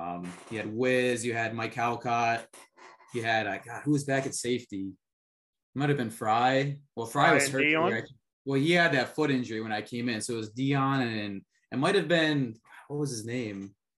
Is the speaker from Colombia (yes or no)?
yes; Colombia; born there; I'm adopted from Colombia, so I kind of, you know, follow all the international policies and affairs kind of guy.